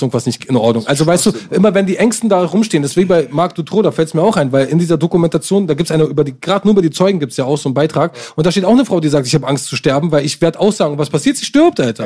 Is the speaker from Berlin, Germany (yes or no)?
yes; Berlin, Germany; als Berliner